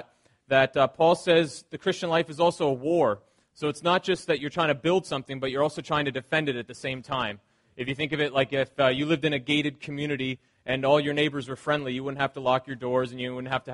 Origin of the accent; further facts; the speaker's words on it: the Maritimes, Canada; growing up in the Maritimes